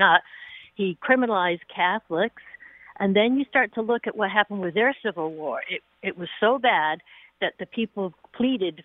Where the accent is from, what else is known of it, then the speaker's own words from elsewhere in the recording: England, United Kingdom; also born or lived in Scotland / Northern Ireland; now in United States; I grew up in England. Spent most of my time in Scotland and Northern Ireland.